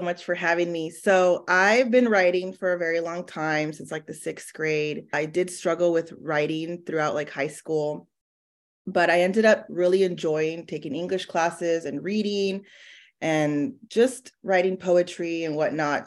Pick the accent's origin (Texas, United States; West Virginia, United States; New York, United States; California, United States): California, United States; San Diego; moved away as an adult; now in Dallas, United States; I'm originally from San Diego